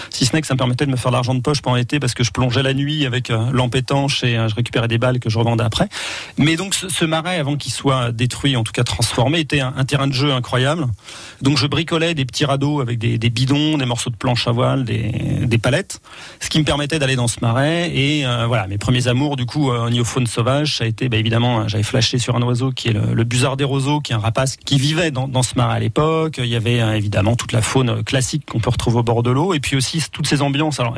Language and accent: French; Orléans, Centre-Val de Loire, France; born there; Alors moi, je suis né à Orléans, donc euh, quasiment les, pieds dans l'eau, dans une clinique qui n'existe plus maintenant, mais qui était au, ras de la Loire en 1972.